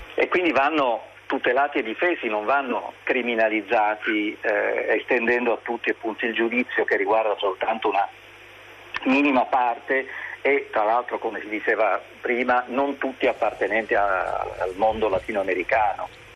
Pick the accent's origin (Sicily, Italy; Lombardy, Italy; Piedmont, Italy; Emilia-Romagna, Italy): Sicily, Italy; Palermo; now in Turin, Italy; io sono palermitano